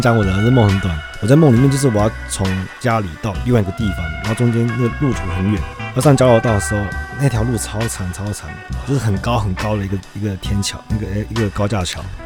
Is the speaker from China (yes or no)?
no; Taiwan; 我们台湾人